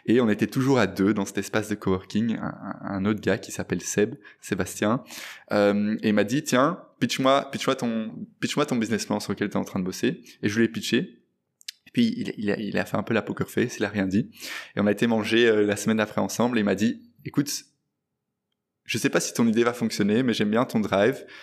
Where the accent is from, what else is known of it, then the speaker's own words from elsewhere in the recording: Brussels, Brussels-Capital Region, Belgium; je suis né euh, et j'ai grandi à Bruxelles